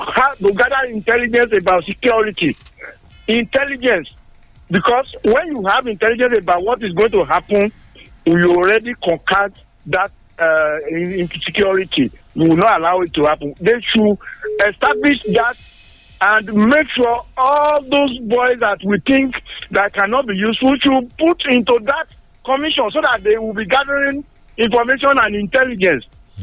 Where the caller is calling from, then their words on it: Songo, Nigeria; Good morning, Mr. Wally and the guests in the house. … I'm calling from Songo.